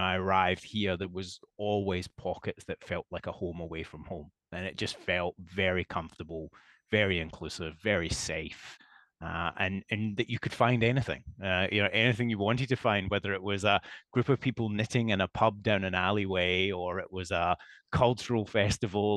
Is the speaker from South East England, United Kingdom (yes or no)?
no; Scotland, United Kingdom; moved away as an adult; also born or lived in Asia / Southeast Asia; now in Melbourne, Australia; I'm the only member of my family to be born and raised in Scotland.